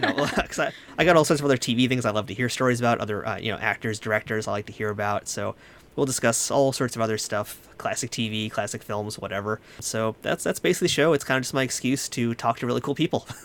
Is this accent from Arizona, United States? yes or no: no; New York, United States; I'm from New York